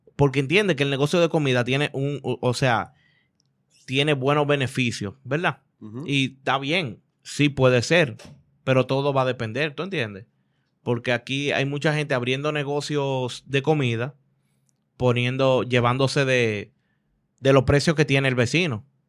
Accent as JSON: {"language": "Spanish", "country": "Dominican Republic", "said": "Yo no soy mexicano, yo soy dominicano"}